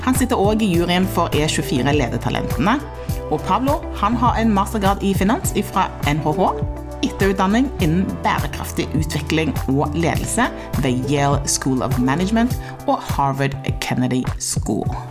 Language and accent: Norwegian; Stavanger, Rogaland, Norway; moved away; jeg er jo fra Stavanger eh, sjøl